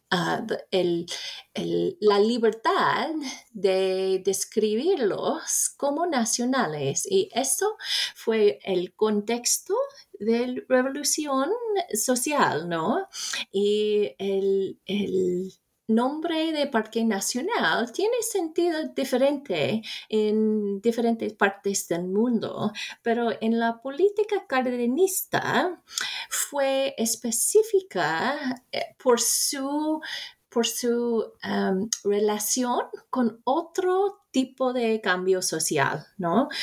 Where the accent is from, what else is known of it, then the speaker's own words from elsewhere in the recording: western United States, United States; Spanish is a second language; also born or lived in Oregon / Texas; yo soy gringa del oeste de los Estados Unidos